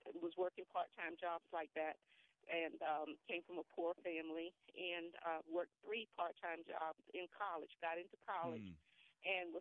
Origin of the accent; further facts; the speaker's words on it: Deep South, United States; now in Indian Head, Maryland, United States; I'm from the Deep South